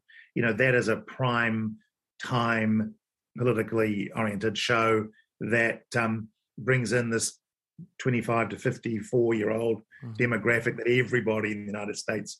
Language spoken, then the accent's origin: English; New Zealand; as a Kiwi